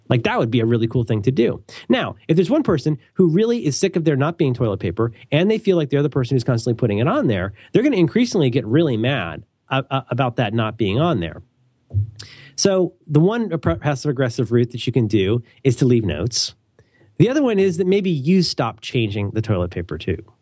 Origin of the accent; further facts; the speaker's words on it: Midwest, United States; I'm from the Midwest